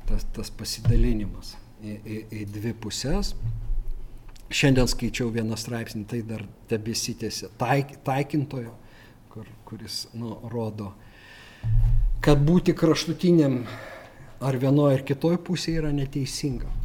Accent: Lithuania; mes lietuviai tą skaitom

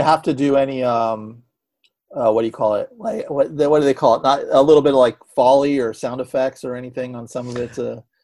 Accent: San Francisco Bay Area, California, United States; growing up in San Francisco

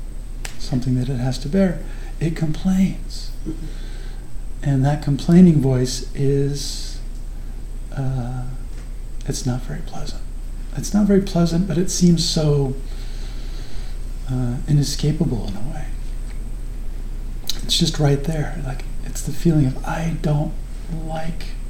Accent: Phoenix, Arizona, United States; I grew up in Phoenix, Arizona

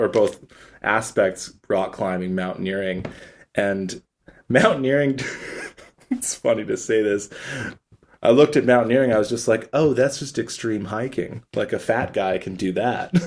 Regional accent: Calgary, Alberta, Canada; now in Vancouver, Canada; We grew up in Calgary together

